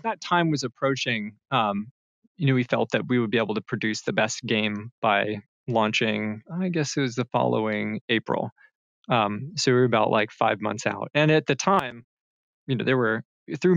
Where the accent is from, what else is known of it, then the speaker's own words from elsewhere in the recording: North Carolina, United States; moved away as an adult; move back to my home state of North Carolina